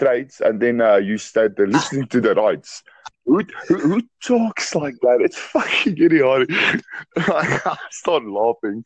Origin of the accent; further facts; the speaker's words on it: South Africa; I'm actually from South Africa. South Africa